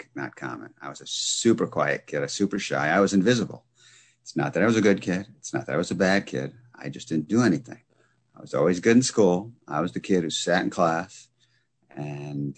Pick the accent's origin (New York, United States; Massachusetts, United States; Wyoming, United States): New York, United States; about an hour north of New York City, United States; also born or lived in Bronx, New York City; I was born in the Bronx. And when I was four, we moved out of the Bronx into a house upstate, not upstate New York, but upstate from New York City, about an hour north of New York City